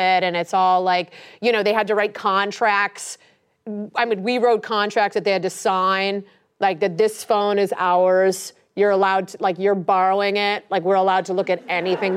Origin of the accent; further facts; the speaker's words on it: Ohio, United States; moved away; I'm just from Ohio.